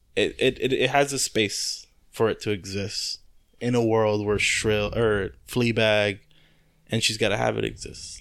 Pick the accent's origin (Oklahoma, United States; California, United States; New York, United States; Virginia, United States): California, United States; Compton; I grew up in Compton